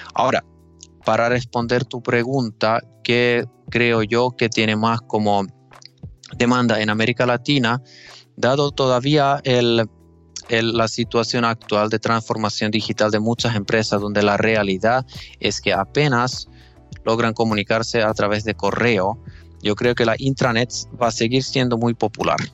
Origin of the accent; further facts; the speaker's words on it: Finland; accent: Finnish; Spanish is a second language; mi acento finlandés. Eh, todavía estoy mejorando mi español. En todo caso, sí, o sea, soy, soy finlandés